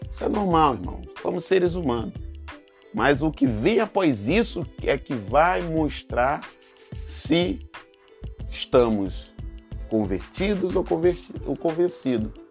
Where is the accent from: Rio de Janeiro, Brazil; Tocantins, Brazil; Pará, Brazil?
Rio de Janeiro, Brazil; Minha família, né? lá no Rio de Janeiro, sou carioca, como você sabe. Desde pequeno eu sempre vi a minha casa muito cheia.